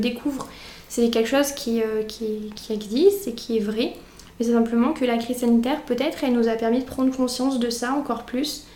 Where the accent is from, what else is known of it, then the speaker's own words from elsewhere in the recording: near Brioude, Auvergne-Rhône-Alpes, France; moved away as an adult; now in Montpellier, France; je suis auvergnate puisque je viens d'un petit village à côté de Brioude